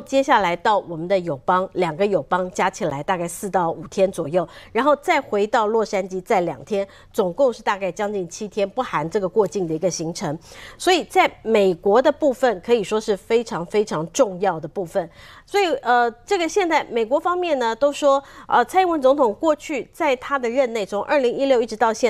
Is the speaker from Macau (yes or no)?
no; Taiwan; 我们台湾人自己非常努力